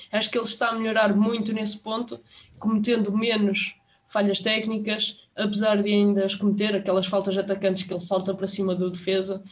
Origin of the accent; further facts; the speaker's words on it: Portugal; nós, como portugueses